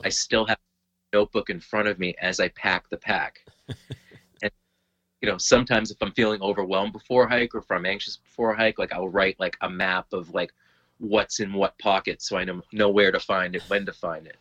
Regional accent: Lowell, Massachusetts, United States; moved away as an adult; now in Derry, United States; Lowell, Massachusetts, and uh, presently I live in uh, Derry, New Hampshire

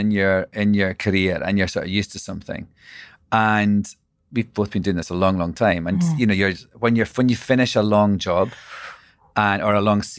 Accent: Scotland, United Kingdom; also born or lived in London; now in New York, United States; I'm Scottish.

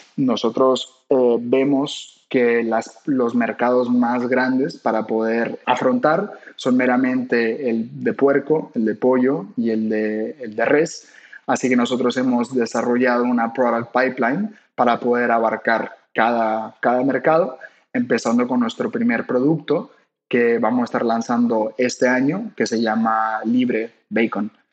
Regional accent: Mexico; como buenos mexicanos

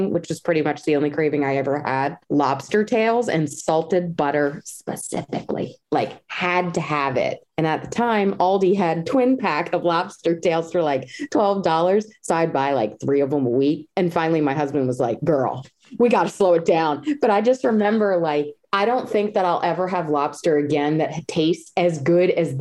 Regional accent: Maryland, United States; I'm from Maryland and I have a lot of pride in it.

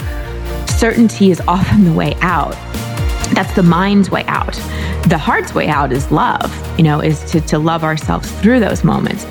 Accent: Dallas, Texas, United States; also born or lived in Wisconsin; my parents grew up in Wisconsin, and so we moved to Dallas when I was barely 2.

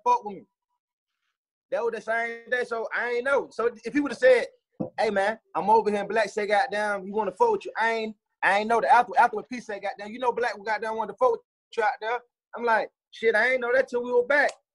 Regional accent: Atlanta, Georgia, United States; Growing up in East Atlanta

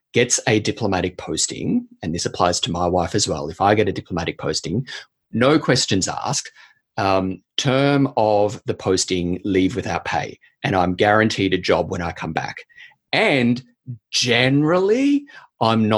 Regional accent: Australia; moved away as an adult; also born or lived in Canberra / Caracas, Venezuela; now in New Zealand; And I do here in New Zealand as an Australian citizen.

